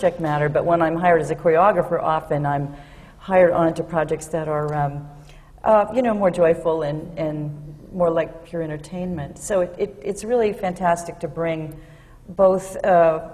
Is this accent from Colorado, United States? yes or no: yes; Denver, Colorado, United States; We grew up in Denver